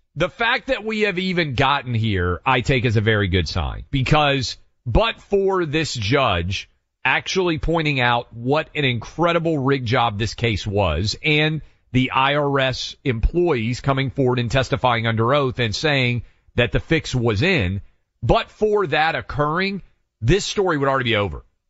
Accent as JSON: {"language": "English", "region": "Tennessee", "country": "United States", "tie": "born or raised there", "said": "This is my home state"}